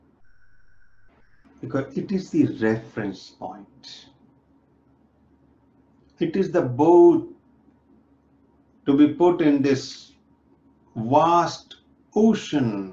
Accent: India; now in North America; I'm from India, I'm living in North America

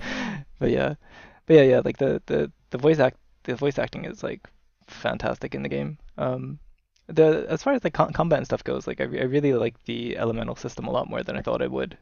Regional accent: United States; now in Tokyo, Japan; I'm originally from the United States

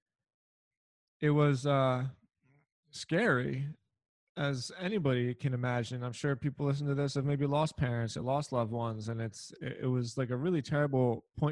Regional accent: Philadelphia, Pennsylvania, United States; I'm from Philadelphia

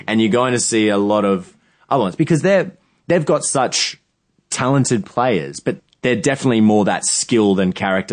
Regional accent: Australia; as an Australian

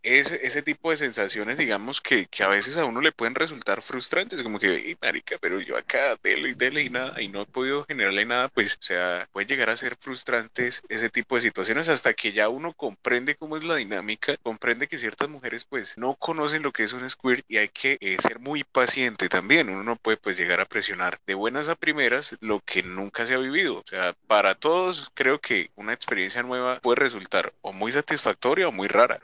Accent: Puerto Rico; yo soy de Puerto Rico

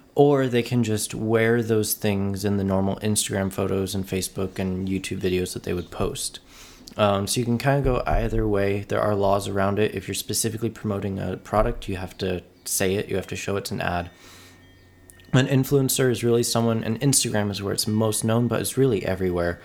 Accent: Oceanside, California, United States; now in San Diego, United States; I'm from Oceanside, California. Born and raised, uh, lived here for the first twenty-three years of my life, um, and then recently moved to San Diego

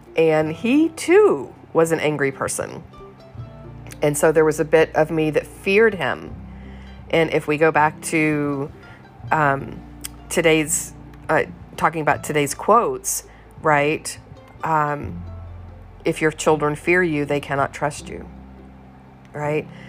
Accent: the South, United States; I was raised in the South, and good little girls don't get mad

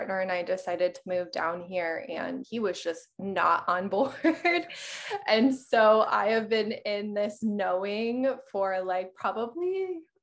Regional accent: Colorado, United States; moved away as an adult; now in Miami, United States; I actually grew up in Colorado.

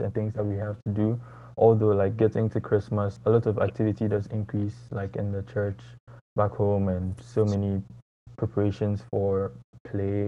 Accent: Ghana; moved away as an adult; now in United States; I'm from Ghana originally, and here taking classes for university in the U.S.

